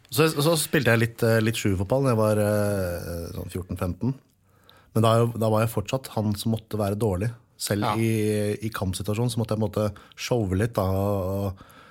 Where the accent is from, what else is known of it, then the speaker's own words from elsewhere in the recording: Oslo, Norway; Her i Oslo. Jeg kommer fra Årvoll.